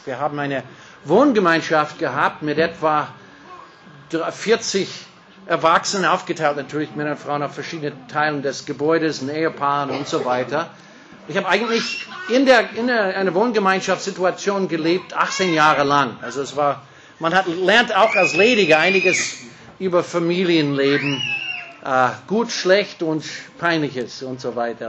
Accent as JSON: {"language": "German", "country": "United States", "second_language": "German", "moved": "yes", "lives_now": "Austria", "said": "Das ist etwas leichter für mich als Amerikaner."}